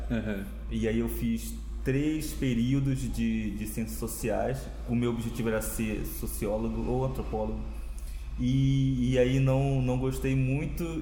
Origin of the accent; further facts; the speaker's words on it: Amazonas, Brazil; eu sou indígena, eu sou do Rio Negro, de uma região lá do Amazonas, bem na fronteira do Brasil, com a Colômbia e com a Venezuela.